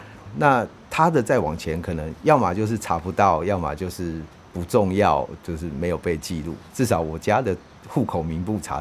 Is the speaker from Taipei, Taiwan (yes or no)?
yes; Taipei, Taiwan; moved away as an adult; also born or lived in United States; 我在士林出生，我国小读福林国小，那也在士林那边，然后国中读士林国中，高中我就读中正高中，就是我都是离读离我家最近的学校。大学我去文化大学，都在士林这边